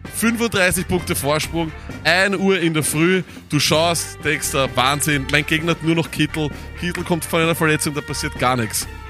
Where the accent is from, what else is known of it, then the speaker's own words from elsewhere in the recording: Austria; bei uns in Österreich